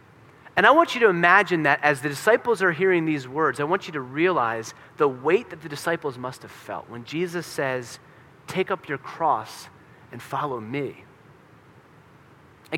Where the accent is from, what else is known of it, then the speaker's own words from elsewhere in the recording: Pennsylvania, United States; I'm from Pennsylvania